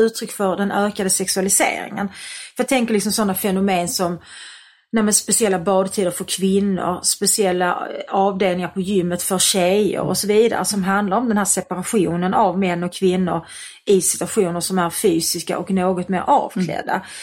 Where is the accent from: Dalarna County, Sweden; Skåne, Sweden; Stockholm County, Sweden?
Skåne, Sweden; Malmö; Jag är uppväxt i Malmö